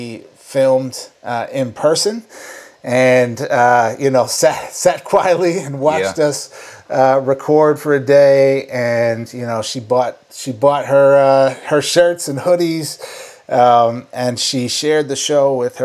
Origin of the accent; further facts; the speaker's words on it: St. Paul, Minnesota, United States; I grew up in St. Paul